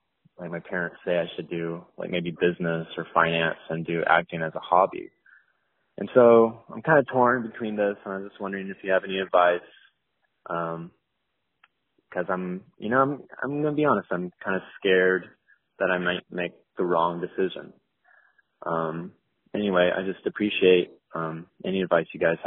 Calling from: Katy, Texas, United States; I'm calling in from Katy, Texas. I'm a senior in high school

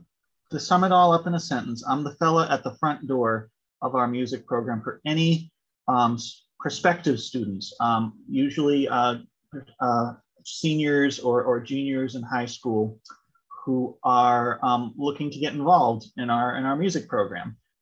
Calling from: Amherst, Massachusetts, United States; I'm calling in from the University of Massachusetts Amherst, where I'm the director of admissions for the music program.

